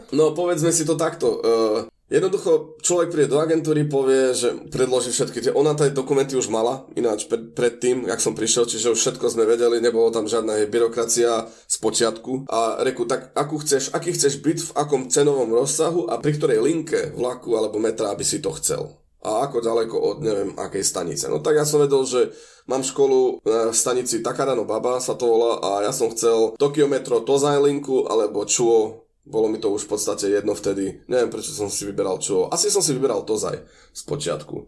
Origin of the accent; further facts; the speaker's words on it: eastern Slovakia, Slovakia; moved away as an adult; now in Japan; odkiaľ ja pochádzam z východu Slovenska